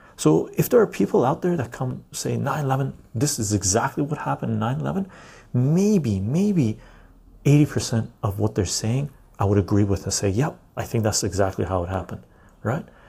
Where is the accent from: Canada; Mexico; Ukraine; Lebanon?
Canada; West Coast Canada; I live in Canada. Um, West Coast Canadian.